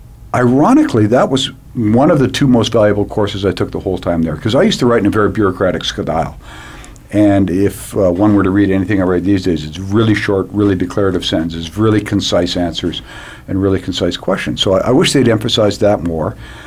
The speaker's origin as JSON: {"language": "English", "country": "Canada", "said": "and I was this dweeb from Canada."}